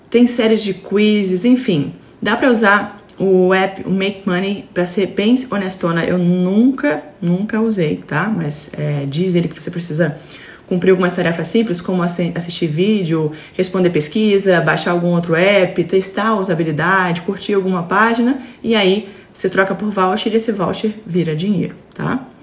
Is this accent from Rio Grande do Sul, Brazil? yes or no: no; Fortaleza, Ceará, Brazil; Eu sou do Ceará, Fortaleza.